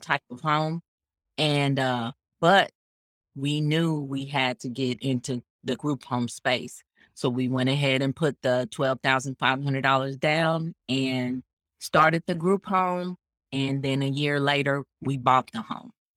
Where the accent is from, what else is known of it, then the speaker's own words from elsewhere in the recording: Kansas City, Missouri, United States; now in Phoenix, United States; I'm from originally, I'm from the Midwest. I'm from, uh, Kansas City, Missouri.